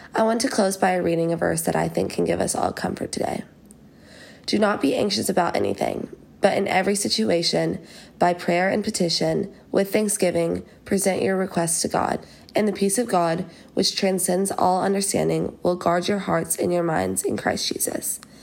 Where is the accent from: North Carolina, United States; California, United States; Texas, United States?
Texas, United States; Fort Worth; moved away as an adult; also born or lived in Georgia; now in Athens, United States; I'm a rising junior at the University of Georgia, and I'm from Fort Worth, Texas.